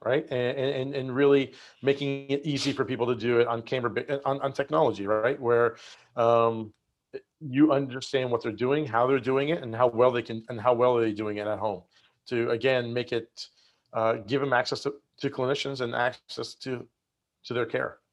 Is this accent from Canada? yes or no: yes; Nova Scotia, Canada; moved away as an adult; also born or lived in Michigan; now in San Diego, United States; grew up in Nova Scotia in Canada